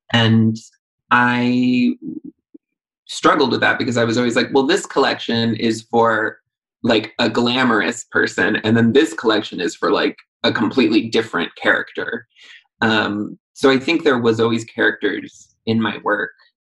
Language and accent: English; New York metropolitan area, United States; I'm sort of from all over the tri-state around New York City.